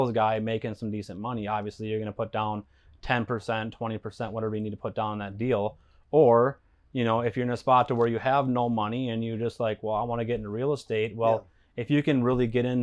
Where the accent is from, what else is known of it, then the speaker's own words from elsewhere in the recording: Stillwater, Minnesota, United States; right here. It's my hometown. So where I grew up, born and raised